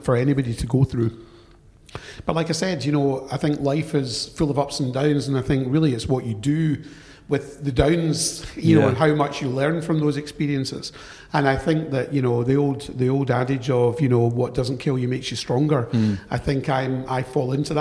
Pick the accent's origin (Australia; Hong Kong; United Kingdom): United Kingdom; Glasgow, Scotland; accent: Glaswegian; moved away as an adult; also born or lived in London; despite my Glaswegian tone, I was born in London, but adopted and brought up in Glasgow